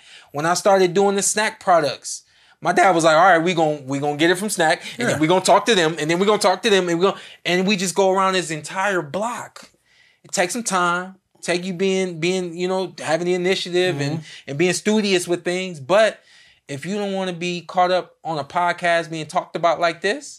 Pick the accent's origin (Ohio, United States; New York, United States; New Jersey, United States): New York, United States; New York. New York.